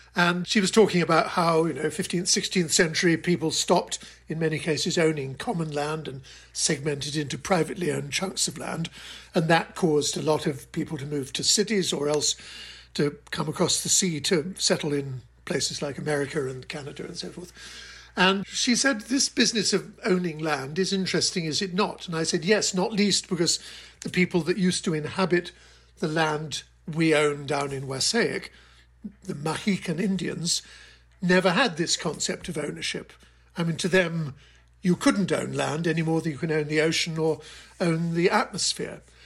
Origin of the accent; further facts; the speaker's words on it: United Kingdom; moved away as an adult; also born or lived in Hong Kong; now in United States; I'm British